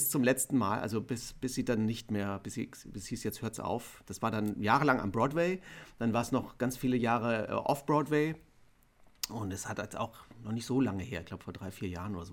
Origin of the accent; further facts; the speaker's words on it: West Germany, Germany; wir sind im Westen